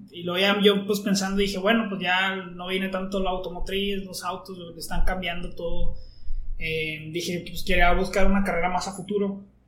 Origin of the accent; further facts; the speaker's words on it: Monclova, Coahuila, Mexico; yo soy de Monclova